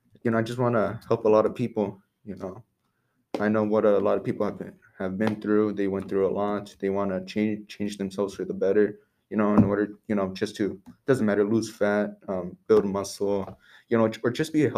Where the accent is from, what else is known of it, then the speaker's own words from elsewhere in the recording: Seaside, California, United States; also born or lived in Monterey; I grew up in Seaside through most of my life